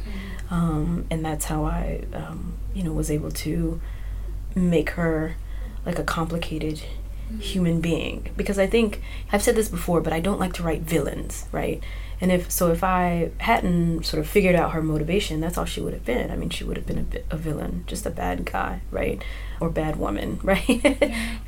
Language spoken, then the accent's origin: English; Mississippi, United States; I grew up in Mississippi